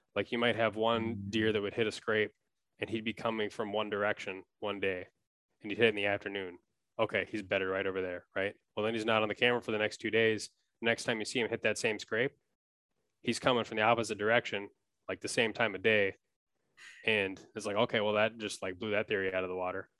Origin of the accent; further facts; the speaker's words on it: Wisconsin, United States; moved away as an adult; now in Minneapolis, United States; I grew up in Wisconsin